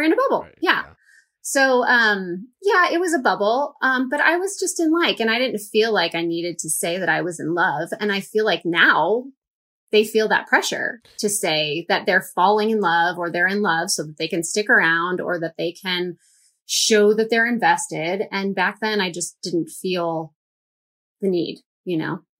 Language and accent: English; St. Louis, Missouri, United States; we went to my hometown